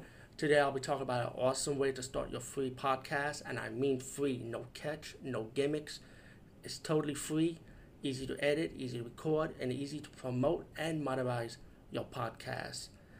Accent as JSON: {"language": "English", "region": "New York", "country": "United States", "said": "As a New Yorker, I was like, wow, that brings a lot of memories."}